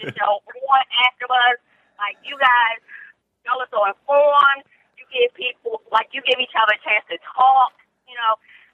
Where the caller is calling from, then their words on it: Maryland, United States; I'm calling from Maryland.